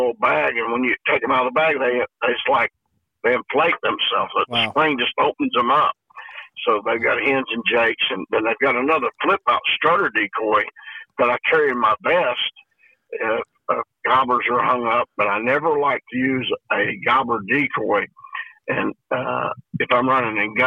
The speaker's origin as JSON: {"language": "English", "region": "the Ozarks", "country": "United States", "tie": "born or raised there", "said": "being born and raised in the Ozarks"}